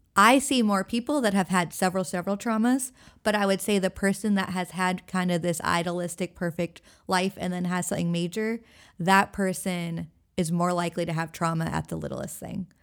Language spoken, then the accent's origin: English; Everett, Washington, United States; moved away as an adult; also born or lived in Sitka, Alaska / Hawaii / Oregon; now in Elizabeth City, United States; I grew up in Washington State, and I went to college in Sitka, Alaska.